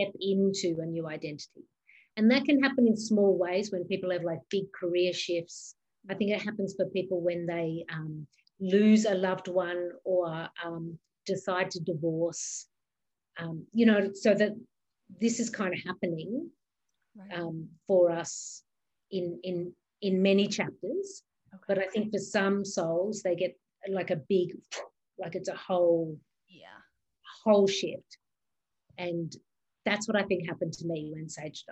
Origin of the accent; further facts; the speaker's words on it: Australia; moved away; also born or lived in New York; I was born in Australia. That's where my mum lives.